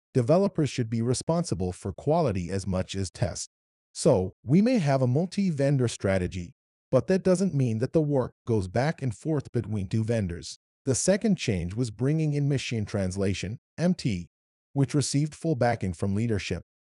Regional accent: Kuwait; accent: Arabic; English is a second language; moved away as an adult; also born or lived in Iran / Wichita, Kansas; I'm from Iran, but moved to Kuwait when I was seven

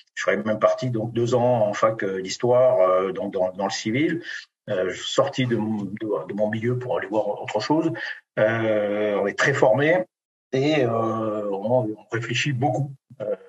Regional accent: Béarn, Nouvelle-Aquitaine, France; je suis né dans une ferme du Béarn

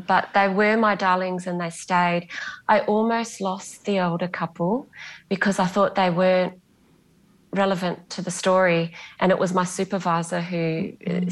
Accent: Bunbury, Western Australia, Australia; first language Greek; English is a second language; moved away; also born or lived in Perth; I'm from Bunbury and I've lived in Perth.

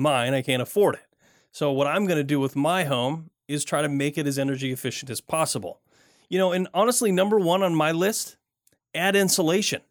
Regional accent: Michigan, United States; I grew up in Michigan

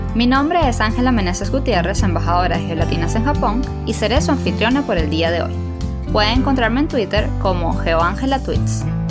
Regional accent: El Tigre, Anzoátegui, Venezuela; yo también soy del Tigre

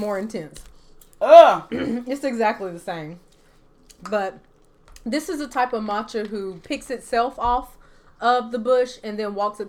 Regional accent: the American South, United States; I am from the American South. You'll have to give me a little grace.

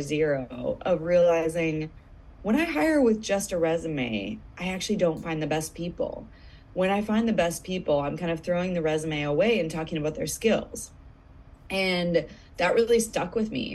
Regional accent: United States; moved away as an adult; back in my home country

